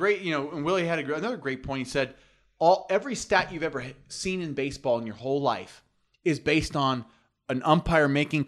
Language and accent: English; New York, United States; I'm from New York. I got some New York